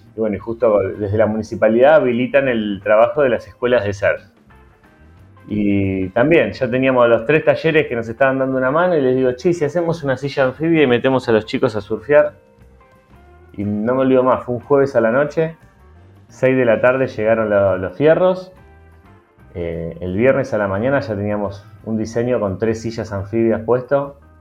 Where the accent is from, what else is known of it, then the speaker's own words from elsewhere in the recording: Argentina; also born or lived in Partido de la Costa, Buenos Aires Province; estamos, como argentinos